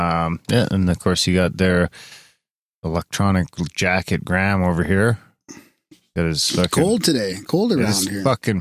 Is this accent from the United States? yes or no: no; Canadian Prairies, Canada; moved away; Us fucking prairie town folk